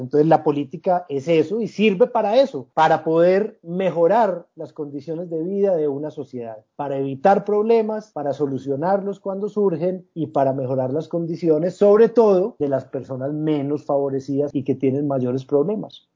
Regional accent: Medellín, Antioquia, Colombia; viví mi niñez y mi adolescencia en la Medellín de los años 80 y 90

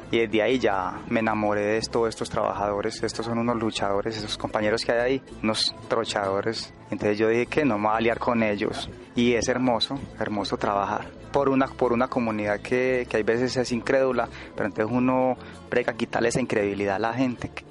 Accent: Medellín, Antioquia, Colombia; Que nos reconozcan como como un barrio, que somos de Medellín, que somos, que necesitamos a, el apoyo del, municipio.

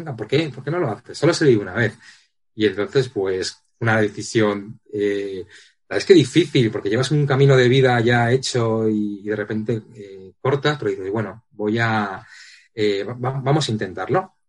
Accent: Madrid, Community of Madrid, Spain; soy soy de Madrid, de, de, nací en Madrid

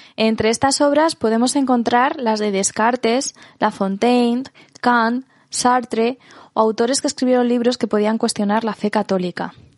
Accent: Spain

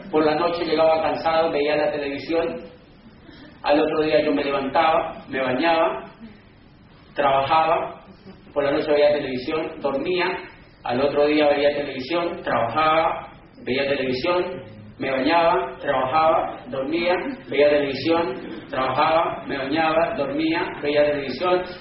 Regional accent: Cali, Valle del Cauca, Colombia; yo vengo de Cali, Colombia, a 10 horas de allá en avión

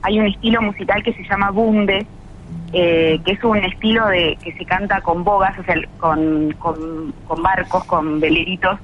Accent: Buenos Aires and surroundings, Argentina; Nosotras somos casi todas de Buenos Aires y alrededores

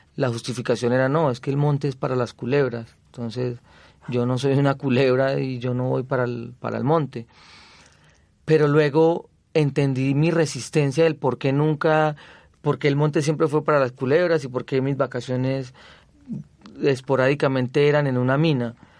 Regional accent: Zaragoza, Antioquia, Colombia; born or raised there; moved away; also born or lived in Medellín

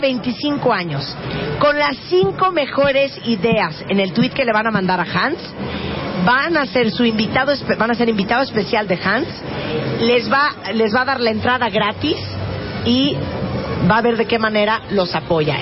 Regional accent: Mexico; somos los mexicanos

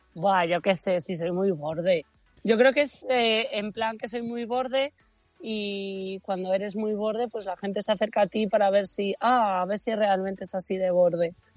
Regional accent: Bembibre, Castile and León, Spain; soy de Benvibre

